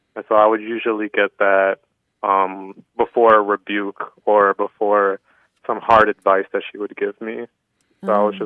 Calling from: La Crosse, Wisconsin, United States; I'm calling from La Crosse, Wisconsin

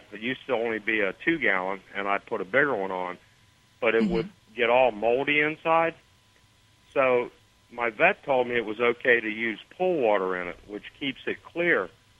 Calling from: Stuart, Florida, United States; Little north of West Palm Beach in Stuart.

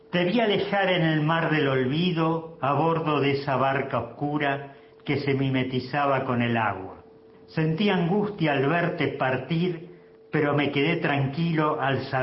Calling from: Rosario, Santa Fe, Argentina; Buenos días … de Rosario.

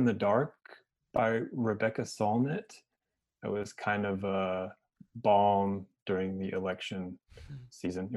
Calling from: Cullman, Alabama, United States; also born or lived in Birmingham, Alabama; I am calling from Cullman, Alabama. So North Central Alabama.

